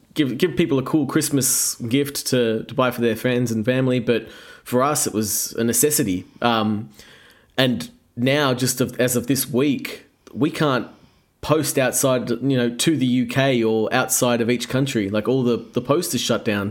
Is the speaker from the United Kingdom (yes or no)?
no; Australia